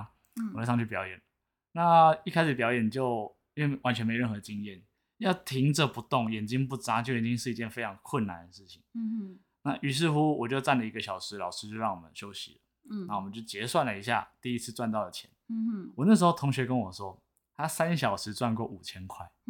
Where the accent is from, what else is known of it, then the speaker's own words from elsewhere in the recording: Taipei, Taiwan; 我是台北人，